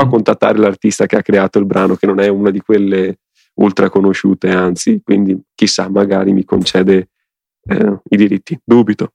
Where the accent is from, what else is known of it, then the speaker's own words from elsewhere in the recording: Venetian Lagoon, Veneto, Italy; sul mio paese, in pratica sulla laguna, eh, che è, che sta dietro al mio paese, che è que-, la stessa laguna di Venezia